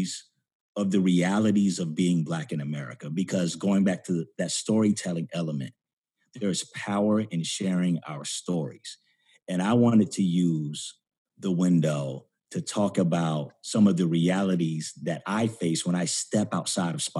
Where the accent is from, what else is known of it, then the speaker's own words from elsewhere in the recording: Florida, United States; now in New York, United States; my home state of Florida